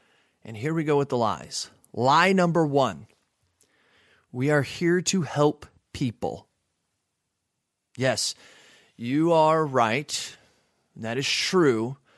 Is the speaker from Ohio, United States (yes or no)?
no; Texas, United States; also born or lived in Phoenix, Arizona / Washington; I used to live in Texas when I was little. I was born in Phoenix, Arizona, moved to Texas. And then when my dad got a job at Boeing, we had to move to Washington.